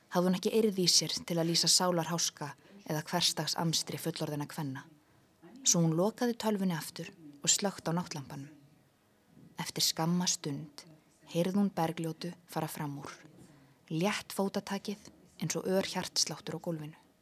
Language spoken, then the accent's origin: Icelandic; Iceland; við Íslendingar